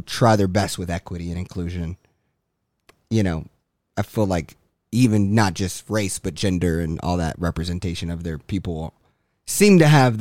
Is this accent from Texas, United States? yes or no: yes; Texas, United States; me as a Texan